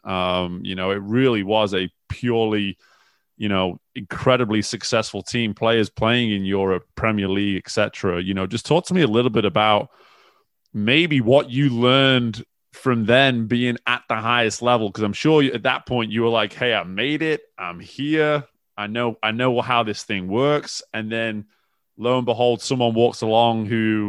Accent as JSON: {"language": "English", "region": "England", "country": "United Kingdom", "tie": "born or raised there", "said": "I'm from England"}